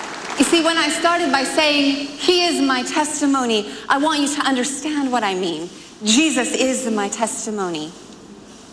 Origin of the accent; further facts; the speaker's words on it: United States; I'm from America